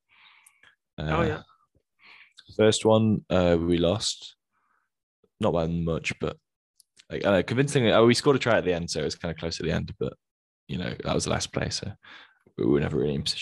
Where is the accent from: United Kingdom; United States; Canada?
United Kingdom; England; moved away; I'm like, nah, British.